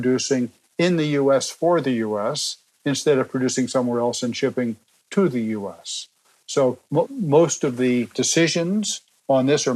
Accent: Elizabeth, New Jersey, United States; I grew up in Elizabeth, New Jersey, right across the river from New York

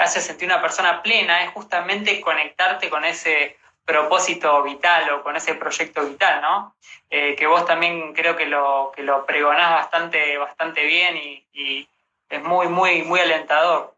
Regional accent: Rosario, Santa Fe, Argentina; now in Buenos Aires, Argentina; yo soy de Rosario, pero me vine acá a Buenos Aires eh, siguiendo mi sueño

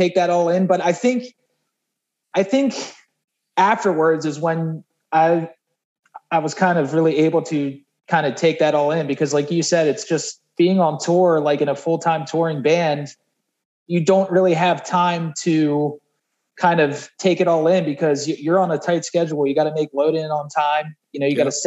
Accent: Baltimore, Maryland, United States; now in Richmond, United States; I was born in Baltimore, and then I've kind of been back and forth through Richmond and Baltimore throughout the basically all of my life

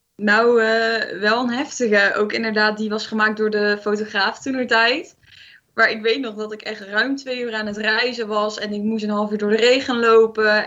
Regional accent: Eindhoven, North Brabant, Netherlands; Ik kom uit Eindhoven

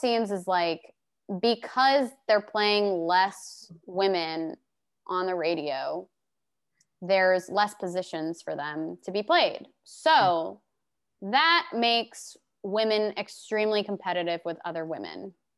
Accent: Glendale, Arizona, United States; moved away as an adult; also born or lived in Phoenix, Arizona / Detroit area, Michigan; now in Nashville, United States; I was born in Phoenix, and I was mostly raised on the west side in Glendale

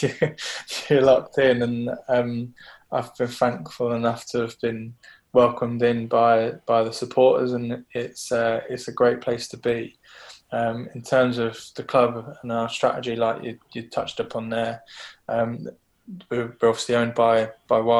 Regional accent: Brighton, South East England, United Kingdom; moved away; I'm from Brighton originally. I grew up watching games at the Wibdean

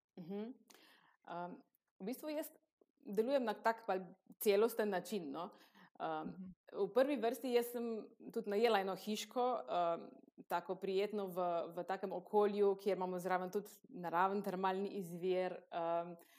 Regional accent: Kostanjevica na Krki, Slovenia; prihajam iz Kostanjevice na Krki

